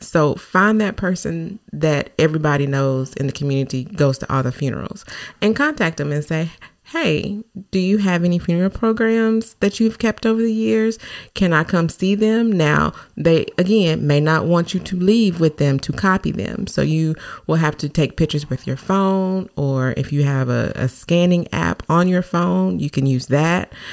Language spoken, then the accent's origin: English; Newport, Arkansas, United States; my hometown in newport